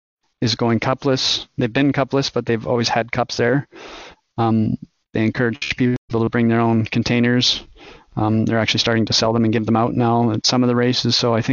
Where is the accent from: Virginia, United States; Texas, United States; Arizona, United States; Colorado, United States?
Texas, United States; El Paso; I guess growing up near the Rockies, El Paso being the very southern tip of the Rockies, it just called me there.